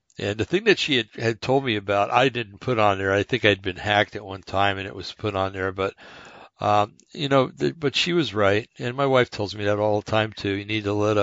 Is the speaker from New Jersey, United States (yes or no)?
yes; East Rutherford, New Jersey, United States; moved away; brought up back in New Jersey, and I know I've told you guys this plenty of times, Bergen County, New Jersey, a little town called East Rutherford